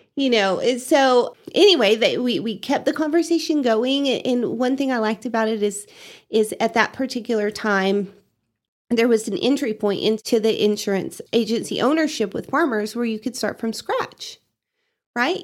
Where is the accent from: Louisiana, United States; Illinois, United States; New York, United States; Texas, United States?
Texas, United States; Canyon; now in Amarillo, United States; I grew up in Canyon, went to W T, and then found a job up in Amarillo.